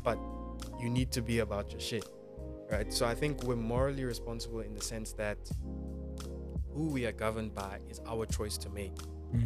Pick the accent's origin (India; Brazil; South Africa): South Africa; as a South African